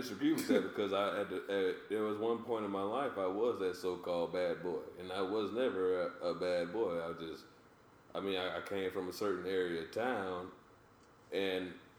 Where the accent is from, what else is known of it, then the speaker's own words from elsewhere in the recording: Decatur, United States; I was from Decatur and went to school on the south side. By the time I got to high school, I was back in Decatur.